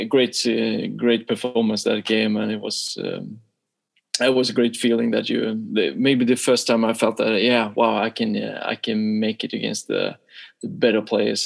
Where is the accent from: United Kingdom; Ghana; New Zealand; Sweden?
Sweden; also born or lived in Boden, Sweden; it was 6 years in the first club in my hometown, and then it was another 6 years in Boden, another club up in the north of Sweden